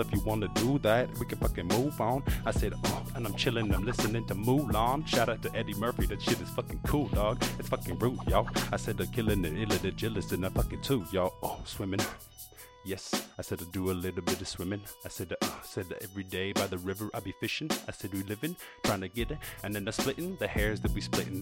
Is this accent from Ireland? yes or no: yes; Ireland; moved away; I come from Ireland